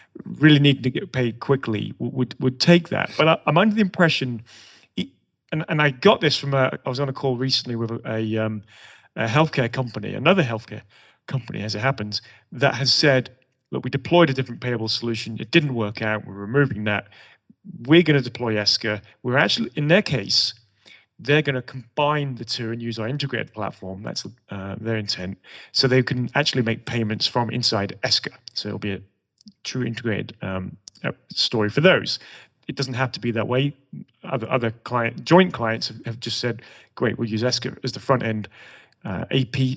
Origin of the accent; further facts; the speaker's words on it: England, United Kingdom; moved away as an adult; now in United States; the accent probably gives it away, but as an Englishman in Europe